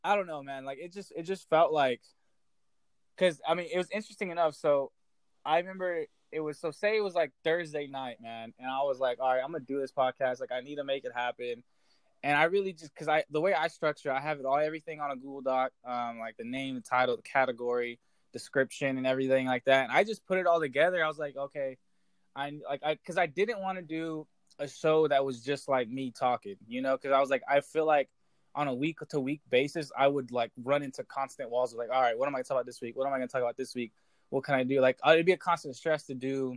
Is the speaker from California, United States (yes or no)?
yes; Coalinga, California, United States; moved away as an adult; also born or lived in Hayward, California / Illinois; I was born in Hayward, California, in the Bay Area. It's a town right next to Oakland. But both my parents became correctional officers in like the valley, the central valley of California. So I wound up growing up in Coalinga, California, a very small town.